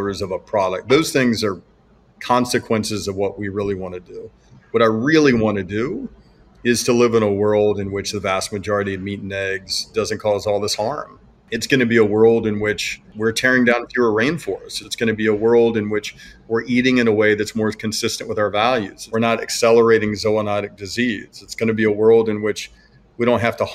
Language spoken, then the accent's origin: English; Alabama, United States; I was born in Alabama, so I grew up eating a lot of slaughtered animals